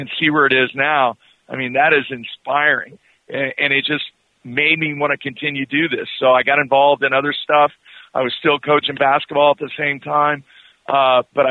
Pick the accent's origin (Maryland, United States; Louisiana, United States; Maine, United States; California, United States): California, United States; Southern; now in Oklahoma City, United States; I grew up in Southern California